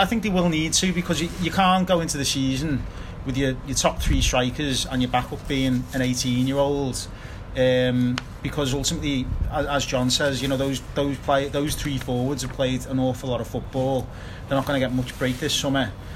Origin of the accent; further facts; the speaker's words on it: Liverpool, North West England, United Kingdom; from Liverpool